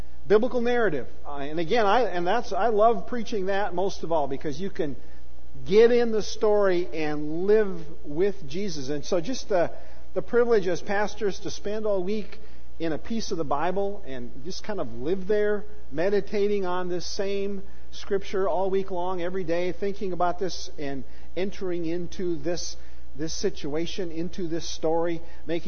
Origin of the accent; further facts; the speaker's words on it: United States; We as American pastors